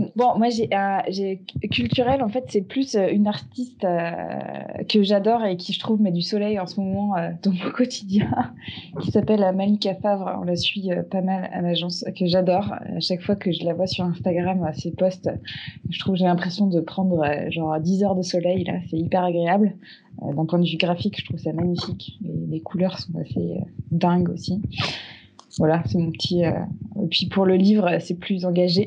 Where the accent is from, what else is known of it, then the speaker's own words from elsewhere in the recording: Larmor-Baden, Brittany, France; chez moi en Bretagne, au bord d'un sentier côtier dans la petite ville de l'Armor-Baden